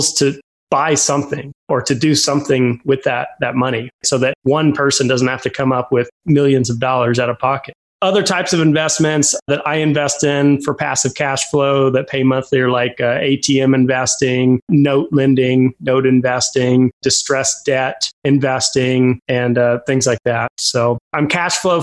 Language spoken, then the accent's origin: English; Fort Collins, Colorado, United States; I grew up in Fort Collins, Colorado, home to Colorado State University.